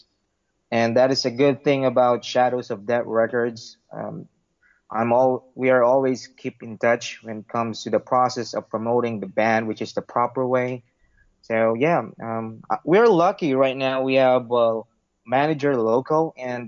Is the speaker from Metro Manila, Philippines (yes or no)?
yes; Parañaque, Metro Manila, Philippines; My hometown is from Sucat, Parañaque